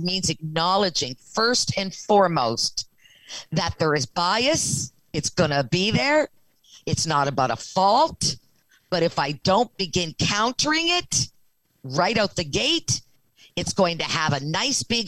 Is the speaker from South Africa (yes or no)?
no; the Maritimes, Canada; I'm from the Maritimes